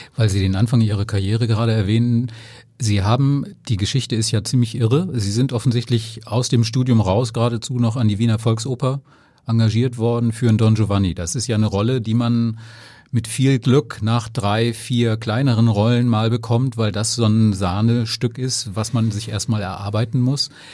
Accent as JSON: {"language": "German", "town": "Flensburg", "region": "Schleswig-Holstein", "country": "Germany", "said": "Ich bin aus Flensburg, aber mein Dänisch war immer schon lausig"}